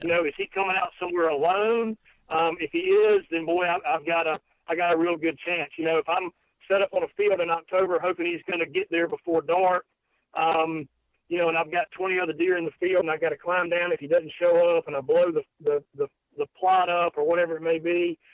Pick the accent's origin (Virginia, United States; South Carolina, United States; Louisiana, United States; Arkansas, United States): South Carolina, United States; being from South Carolina